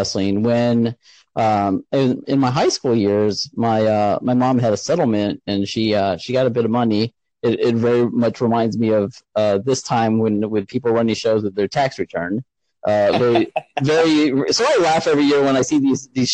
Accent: San Antonio, Texas, United States; now in Indiana, United States; I was pretty much born and raised in San Antonio

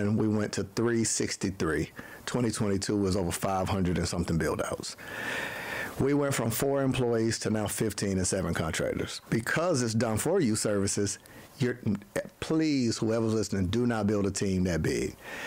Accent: Panama City, Florida, United States; now in Atlanta, United States; I'm from Panama City, Florida, a little small town in Tallahassee

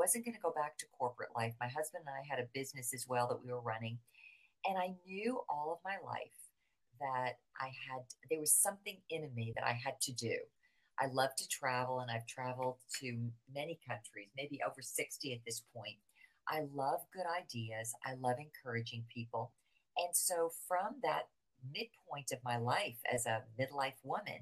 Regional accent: New Jersey, United States; moved away as an adult; now in Florida, United States; I'm from right outside of New York City. I grew up in New Jersey

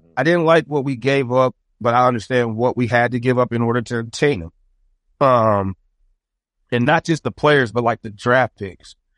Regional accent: Saint Paul, Minnesota, United States; I am born and raised in Saint Paul, Minnesota.

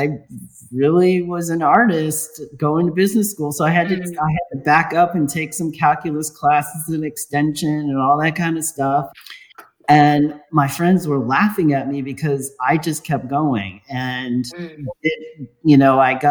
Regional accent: Los Angeles, California, United States; I was born in Los Angeles.

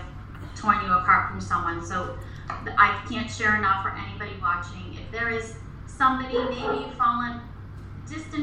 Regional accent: Reading, Massachusetts, United States; in our town that I grew up in Reading, Massachusetts, I am from Massachusetts, still live here

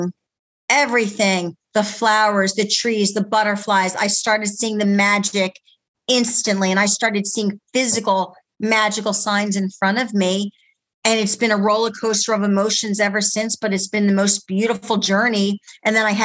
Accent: United States; also born or lived in Philadelphia, Pennsylvania / New Jersey; I'm from Jersey. Yeah. Well, yeah, no, right. I was a Philly girl. I was born in Philly, but I called myself a Jersey girl

